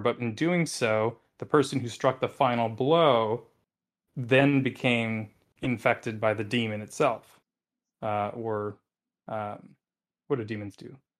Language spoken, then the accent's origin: English; Wisconsin, United States; I come from Wisconsin